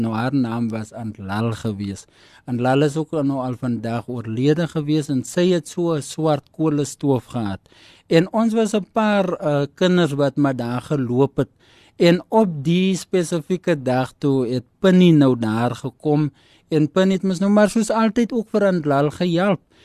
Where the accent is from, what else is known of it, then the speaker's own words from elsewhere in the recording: Kenhardt, Northern Cape, South Africa; ek is van Kenard, dit is waar ek groot geword